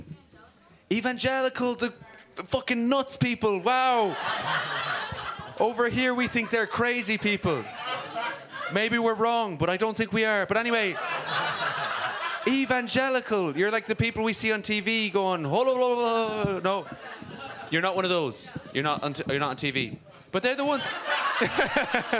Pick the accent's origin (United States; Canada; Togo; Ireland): Ireland; In Ireland, we didn't go to Jesus Camp. I mean, we all grew up Catholics